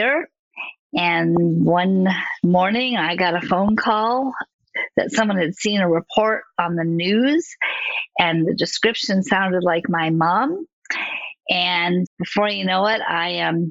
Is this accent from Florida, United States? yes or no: no; Southfield, Michigan, United States; moved away; also born or lived in California; about 7, we moved from California to Southfield, Michigan